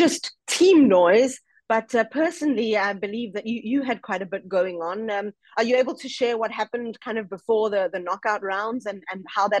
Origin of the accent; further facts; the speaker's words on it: South Africa; for me as a South African